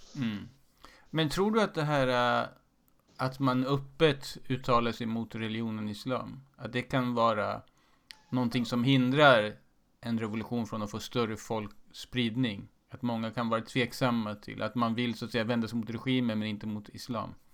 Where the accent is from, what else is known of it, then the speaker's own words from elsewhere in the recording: Sweden; Jag är född i Sverige med en eh, iransk far